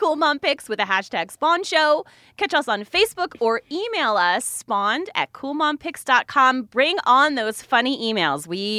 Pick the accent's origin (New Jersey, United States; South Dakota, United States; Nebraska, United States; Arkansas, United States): New Jersey, United States; moved away as an adult; also born or lived in Atlanta, Georgia; I'm from New Jersey.